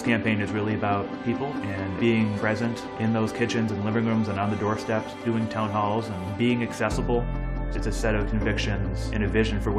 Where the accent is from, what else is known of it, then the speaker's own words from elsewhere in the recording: Holyoke, Massachusetts, United States; Growing up in Holyoke and there being very little democracy, very little civic engagement, no one showing up to those meetings and speaking out and holding elected officials accountable